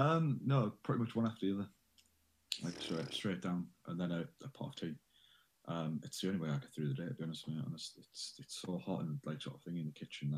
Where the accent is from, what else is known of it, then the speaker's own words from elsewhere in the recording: Middlesbrough, North East England, United Kingdom; I am from a little place called Middlesbrough on Teesside. In the northeast of England.